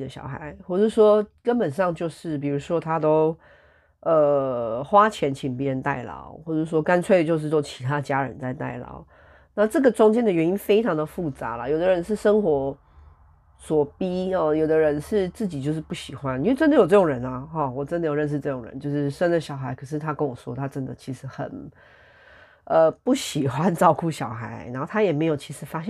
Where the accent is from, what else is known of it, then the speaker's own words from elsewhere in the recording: Taiwan; 大家身为台湾人的话，哈，或者说华人，就是如果你跟我一样是个 Chinese 的话，